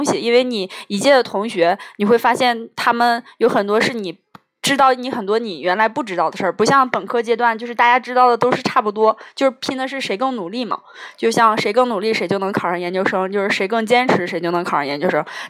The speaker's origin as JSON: {"language": "Chinese", "country": "China", "said": "因为我们中国人还是要要算那个农历的新年嘛"}